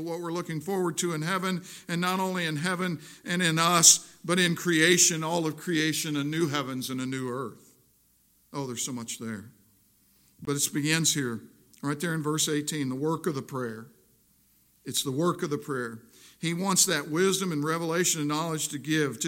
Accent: Missouri, United States; also born or lived in South Jersey; I'm from Missouri

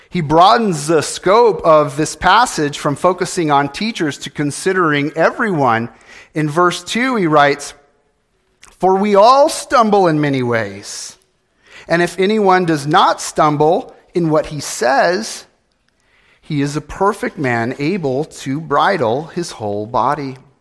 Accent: California, United States; moved away; I was born in California

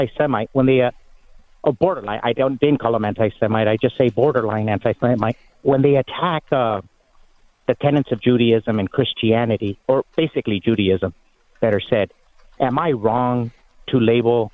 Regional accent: Mexico; first language Spanish; English is a second language; now in United States; I'm Mexican.

